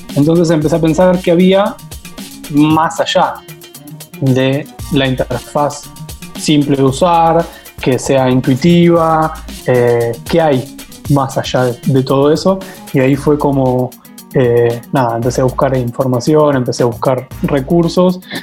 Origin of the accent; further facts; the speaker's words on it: Argentina; Trabajo en Argentina, soy de Argentina